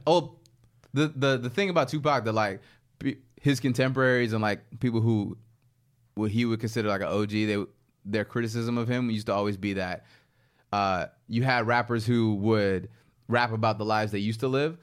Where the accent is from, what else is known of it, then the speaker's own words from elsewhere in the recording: Baltimore, Maryland, United States; My hometown, Baltimore